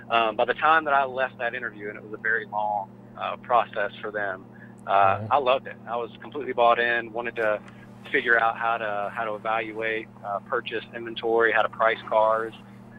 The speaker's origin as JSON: {"language": "English", "town": "Atlanta", "region": "Georgia", "country": "United States", "tie": "born or raised there", "said": "I grew up in Atlanta around CarMax stores"}